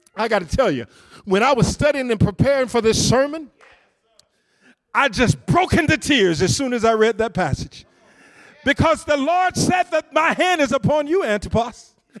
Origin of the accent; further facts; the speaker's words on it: deep south Georgia, United States; moved away; I came from a little town in the rural country, deep south Georgia